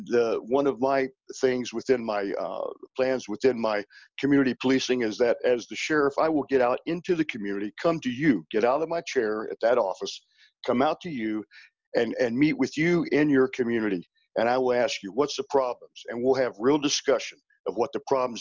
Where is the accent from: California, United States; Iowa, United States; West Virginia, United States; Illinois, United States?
West Virginia, United States; Harrison County; also born or lived in Prince George's County, Maryland / Jefferson County, West Virginia; I was born back in Harrison County, West Virginia